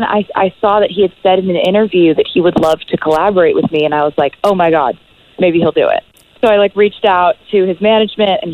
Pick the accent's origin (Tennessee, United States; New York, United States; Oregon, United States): Tennessee, United States; Nashville; I'm from Nashville